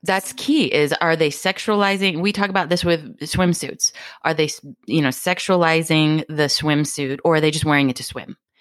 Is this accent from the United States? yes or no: yes; Hawaii, United States; moved away; I came from Hawaii